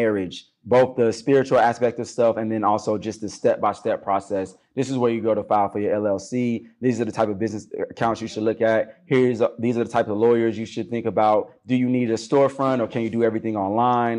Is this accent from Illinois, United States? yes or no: yes; Chicago, Illinois, United States; growing up on the South Side of Chicago